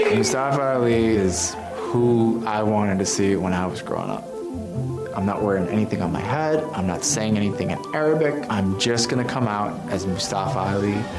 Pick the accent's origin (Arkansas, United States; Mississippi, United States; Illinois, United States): Illinois, United States; Chicago; I was born in Chicago with two older brothers